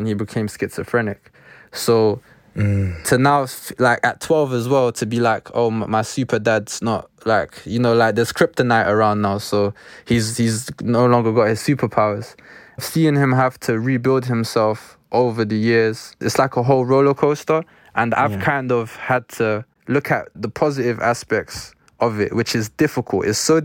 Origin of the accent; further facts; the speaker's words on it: London, United Kingdom; born and raised in Northwest London